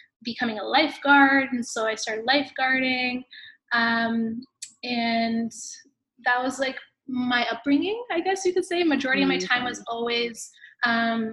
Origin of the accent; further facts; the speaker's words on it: Hamilton, Ontario, Canada; I grew up in Hamilton, Ontario